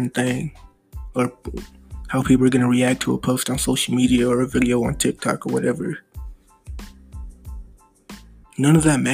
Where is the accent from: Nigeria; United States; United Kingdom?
United States; also born or lived in Missouri; I'm American, live in Missouri